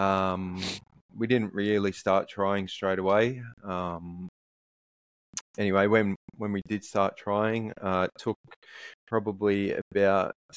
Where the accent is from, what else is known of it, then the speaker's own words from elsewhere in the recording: Sydney, New South Wales, Australia; moved away as an adult; now in Brisbane, Australia; I'm from Sydney